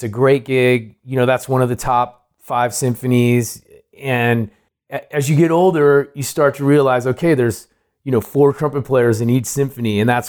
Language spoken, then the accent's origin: English; Oakland, California, United States; also born or lived in San Francisco / Moraga; I grew up in Oakland. Okay. I was born in San Francisco, and then right before high school age, we moved to Moraga.